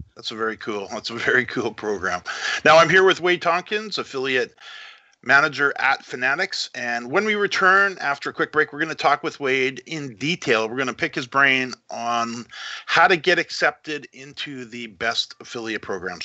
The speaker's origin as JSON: {"language": "English", "country": "Canada", "also_born_or_lived": "Vancouver", "said": "I'm a Canadian in Vancouver"}